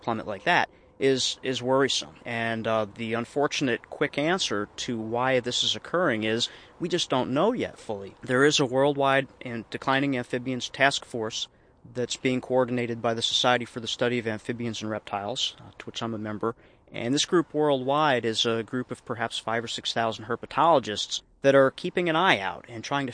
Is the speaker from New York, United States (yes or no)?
yes; Circleville, New York, United States; born or raised there; also born or lived in Sullivan County, New York